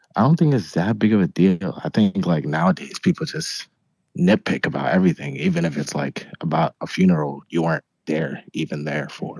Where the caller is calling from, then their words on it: Connecticut, United States; I'm calling from Connecticut.